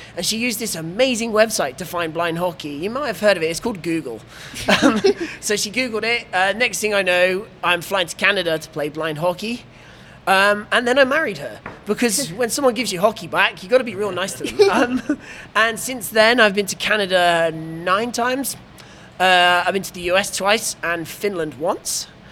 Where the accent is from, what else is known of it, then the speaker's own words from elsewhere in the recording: England, United Kingdom; I'm the English guy